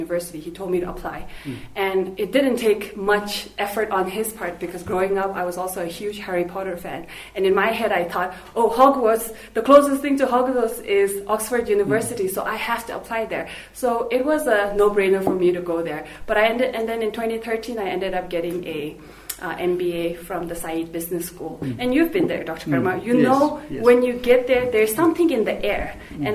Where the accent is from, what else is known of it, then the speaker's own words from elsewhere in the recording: Thimphu, Bhutan; also born or lived in United States; So I was raised in Thimphu. I was born here, I grew up here.